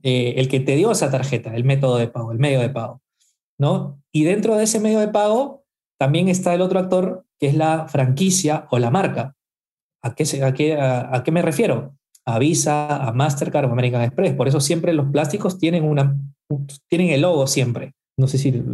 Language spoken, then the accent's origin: Spanish; Peru; estoy en Perú, soy peruano y vivo acá en Lima